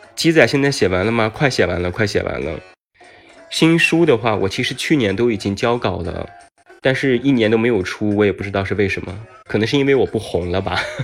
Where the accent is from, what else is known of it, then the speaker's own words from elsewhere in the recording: Taiyuan, Shanxi, China; now in Beijing, China; 我是山西人，太原人，对，我大太原的